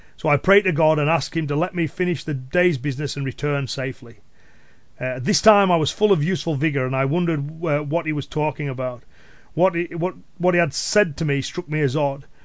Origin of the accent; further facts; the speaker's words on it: Cumbria, North West England, United Kingdom; accent: Cumbrian; my Cumbrian accent and local dialect